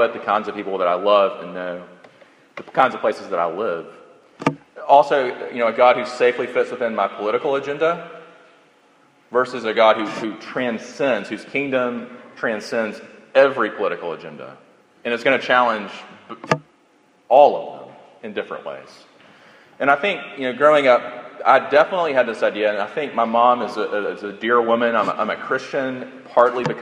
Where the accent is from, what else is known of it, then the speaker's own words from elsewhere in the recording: the South, United States; I grew up in the South